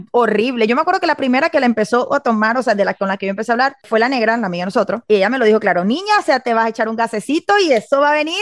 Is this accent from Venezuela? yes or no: yes; Venezuela; yo soy venezolana